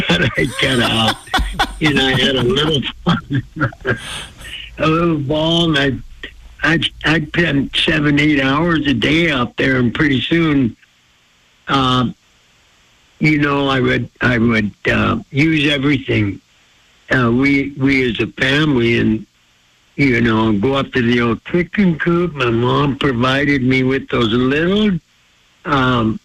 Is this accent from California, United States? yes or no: no; Blackfeet Reservation, Montana, United States; born or raised there